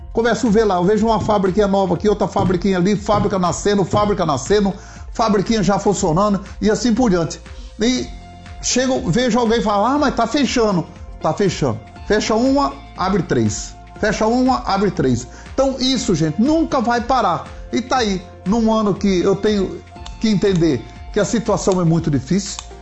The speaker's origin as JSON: {"language": "Portuguese", "region": "Paraná", "country": "Brazil", "said": "sou aqui do Paraná"}